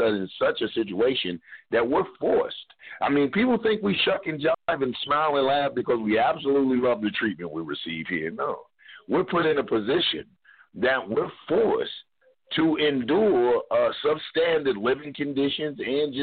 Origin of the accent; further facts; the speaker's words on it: Kentucky, United States; I'm from the Kentucky area